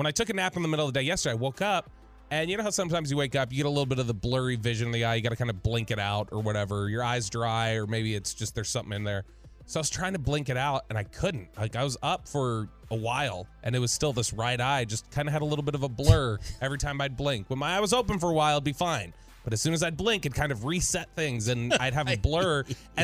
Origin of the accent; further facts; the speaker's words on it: Farmers Branch, Texas, United States; I grew up in Farmers Branch